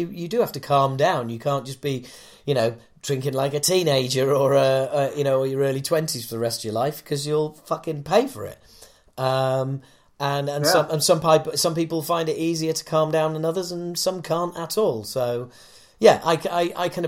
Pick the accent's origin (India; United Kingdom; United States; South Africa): United Kingdom; I'm British